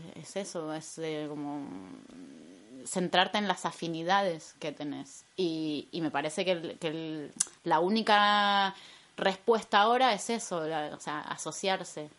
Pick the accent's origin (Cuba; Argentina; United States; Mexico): Argentina; moved away as an adult; also born or lived in Buenos Aires; now in Madrid, Spain; yo soy argentina